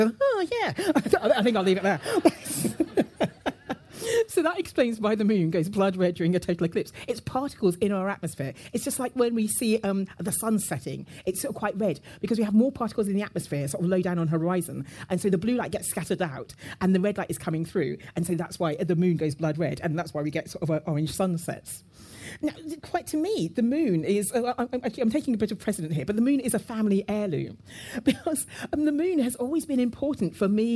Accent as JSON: {"language": "English", "region": "London", "country": "United Kingdom", "tie": "born or raised there", "said": "my father moved to the UK, and I was brought up in London"}